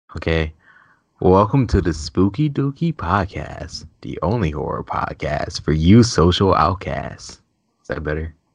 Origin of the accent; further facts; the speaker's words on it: Cleveland, Ohio, United States; I'm from Cleveland, so it's, like, city. suburbs